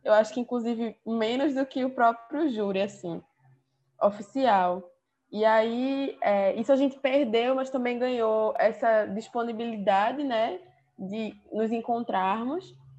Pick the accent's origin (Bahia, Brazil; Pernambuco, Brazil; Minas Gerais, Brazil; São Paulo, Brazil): Pernambuco, Brazil; Recife; eu sou de Recife, Pernambuco